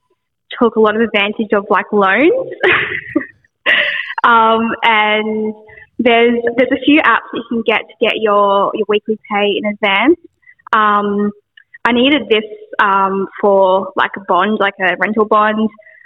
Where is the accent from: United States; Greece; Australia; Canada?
Australia; Adelaide, South Australia; So I've got to rush back to, because I'm from Adelaide, I've got to rush back to Adelaide for uni